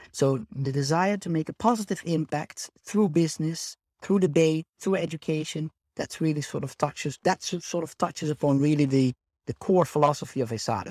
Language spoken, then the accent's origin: English; Netherlands; moved away as an adult; now in Spain; I am originally from the Netherlands, hence the Dutch name